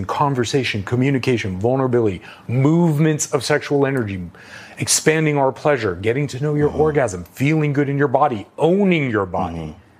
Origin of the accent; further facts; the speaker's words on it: New York City, New York, United States; I grew up in New York City.